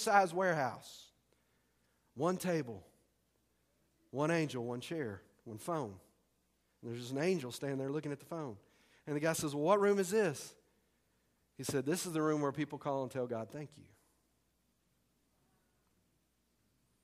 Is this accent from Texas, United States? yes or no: yes; Texas, United States; I'm from Texas.